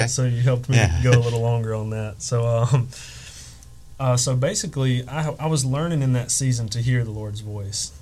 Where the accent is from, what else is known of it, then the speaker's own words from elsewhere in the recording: Alabama, United States; moved away as an adult; also born or lived in North Carolina; we're originally from Alabama